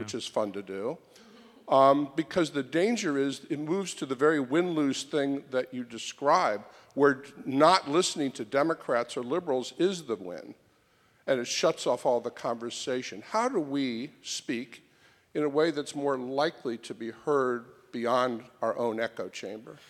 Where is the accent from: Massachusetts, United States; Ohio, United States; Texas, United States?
Ohio, United States; Springfield; now in New York, United States; I live in New York now, but I'm from Springfield, Ohio, the heart of Trump country